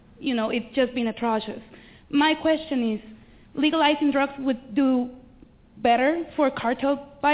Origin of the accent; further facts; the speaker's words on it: Mexico; I come from Mexico